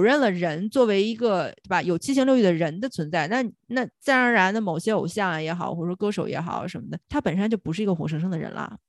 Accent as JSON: {"language": "Chinese", "country": "China", "said": "作为中国人"}